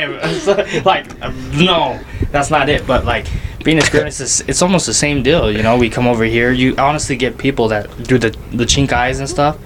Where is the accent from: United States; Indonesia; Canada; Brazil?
United States; South Jordan, Utah; I grew up in South Jordan